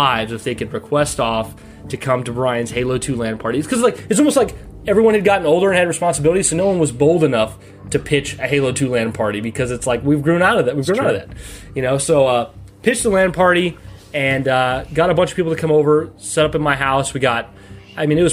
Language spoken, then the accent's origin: English; United States; moved away; I don't live there now, but we're from the Quad Cities in the Illinois, Iowa area